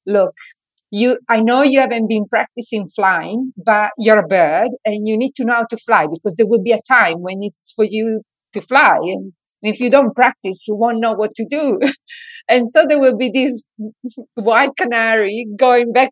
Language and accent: English; Italy; moved away; when I was a child, I grew up in Italy